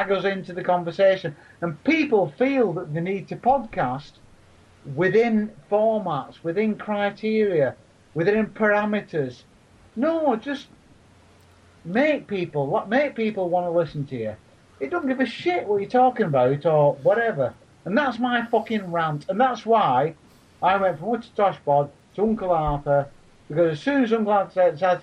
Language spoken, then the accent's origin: English; Leigh, North West England, United Kingdom; I've got a shit language of voice because I come from Lee. You must be able to tell the difference in yours and mine. I'm a Wiganer